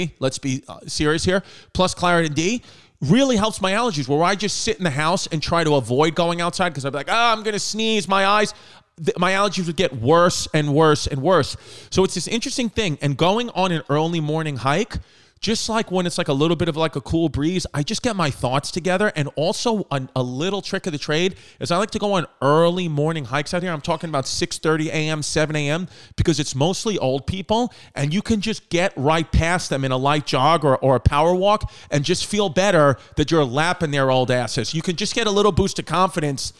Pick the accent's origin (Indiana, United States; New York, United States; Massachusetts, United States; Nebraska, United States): New York, United States; New York City; I'm from New York City